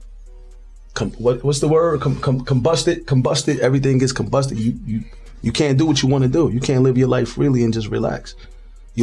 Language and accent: English; United States; now in Lumberton, United States; I'm from Jersey.